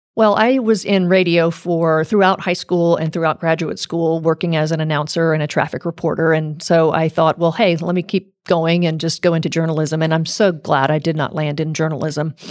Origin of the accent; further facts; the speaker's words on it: South Louisiana, United States; moved away; I grew up in South Louisiana